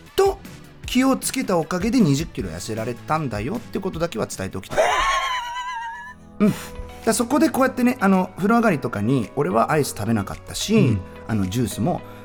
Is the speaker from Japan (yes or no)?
no; Germany; ドイツ生まれの30歳。